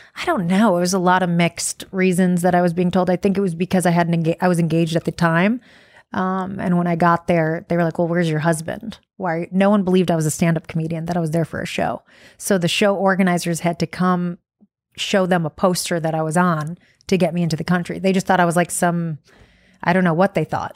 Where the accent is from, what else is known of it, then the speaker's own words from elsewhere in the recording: Detroit, Michigan, United States; I'm from Detroit